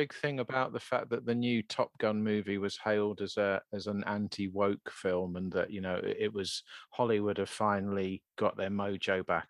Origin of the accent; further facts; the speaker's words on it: United Kingdom; being British